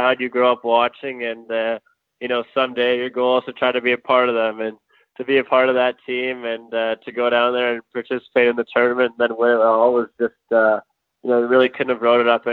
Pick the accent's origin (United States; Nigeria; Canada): Canada; Edmonton, Alberta; from Edmonton, Alberta, and born and raised here.